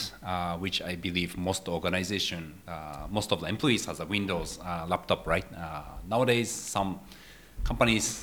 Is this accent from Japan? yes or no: yes; Japan; I'm from Japan.